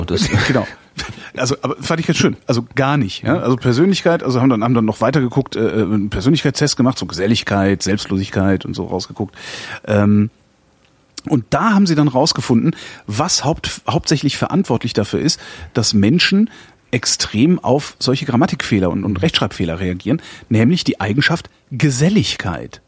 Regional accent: Germany; wir sind halt Deutsche

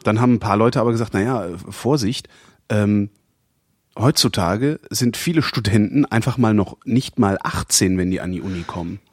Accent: Cologne, North Rhine-Westphalia, Germany; ich bin ja Kölner

